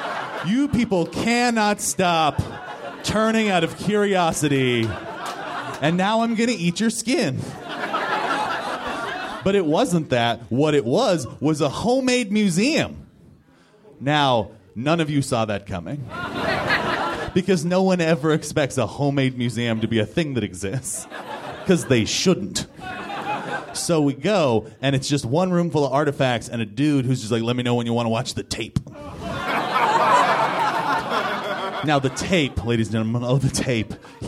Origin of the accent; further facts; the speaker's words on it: Los Angeles, California, United States; I am from Southern California. Do we have anybody else here who's from Southern California?